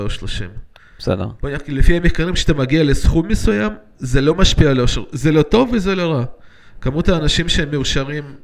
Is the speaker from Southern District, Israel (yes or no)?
no; Yakum, Central District, Israel; גדלתי בקיבוץ, בארץ. גדלתי בכל מיני מקומות, אבל בארץ אה, גרתי בקיבוץ.